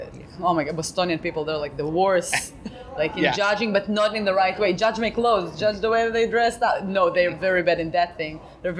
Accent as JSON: {"language": "English", "town": "Tel Aviv", "region": "Tel Aviv District", "country": "Israel", "said": "For me, I felt like I came from Tel Aviv, and in Tel Aviv, it's like in Israel, it's everybody is very funny because everybody's Jewish."}